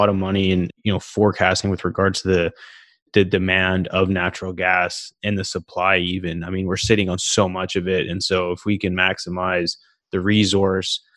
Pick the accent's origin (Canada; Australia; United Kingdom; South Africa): Canada; Calgary, Alberta; moved away; I'm originally from Calgary. I talk to a lot of folks back home